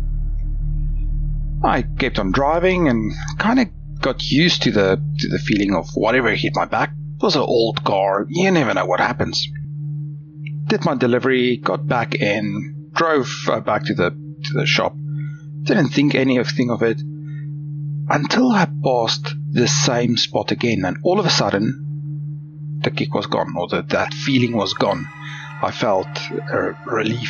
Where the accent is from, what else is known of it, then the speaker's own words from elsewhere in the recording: South Africa; now in Australia; I grew up in South Africa, and during my final year of high school